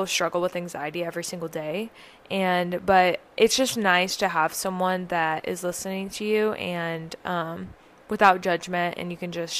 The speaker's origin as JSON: {"language": "English", "region": "the South", "country": "United States", "tie": "born or raised there", "said": "growing up in the South"}